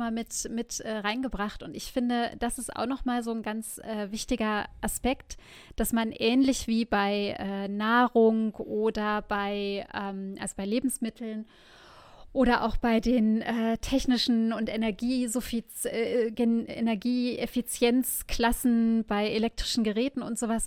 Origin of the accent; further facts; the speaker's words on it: Germany; hier als Deutsche